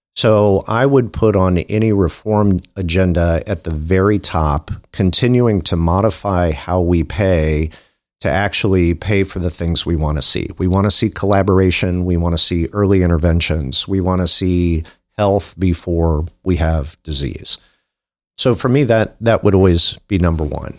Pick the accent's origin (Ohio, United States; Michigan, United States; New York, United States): Ohio, United States; New Concord; I grew up in New Concord, Ohio